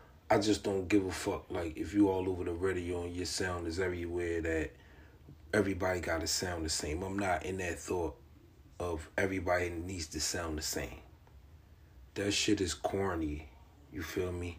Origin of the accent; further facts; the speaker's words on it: Lank City, New Jersey, United States; my hometown, Lank City, New Jersey